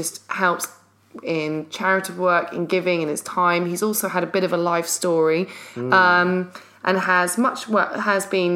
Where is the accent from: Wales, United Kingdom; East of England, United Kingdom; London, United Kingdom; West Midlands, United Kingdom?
London, United Kingdom; we're from London